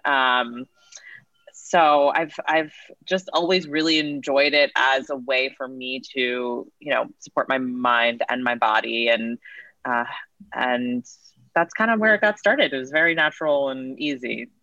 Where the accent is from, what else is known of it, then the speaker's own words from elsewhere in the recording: Woodstock, New York, United States; I'm from Woodstock, New York, and my my parents are actual hippies